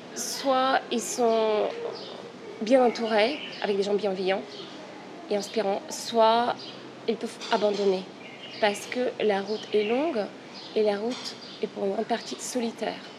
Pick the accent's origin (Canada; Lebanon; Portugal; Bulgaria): Bulgaria; now in Paris, France; je suis une Parisienne d'origine bulgare